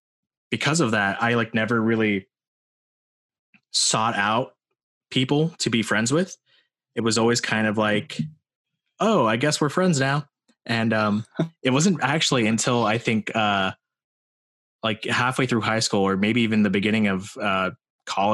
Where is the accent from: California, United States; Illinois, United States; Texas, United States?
California, United States; Morgan Hill; What was it like for me growing up in Morgan Hill? I don't know. Like, I mean, obviously good